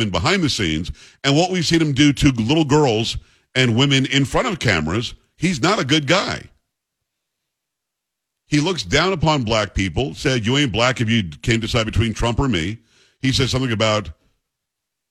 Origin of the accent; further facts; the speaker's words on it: Long Island, Metro New York, United States; I'm from Metro New York, Long Island, but it is Metro New York.